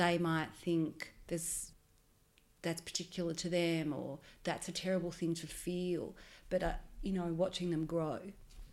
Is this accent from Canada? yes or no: no; Melbourne, Victoria, Australia; My history is here. I was born and raised in Melbourne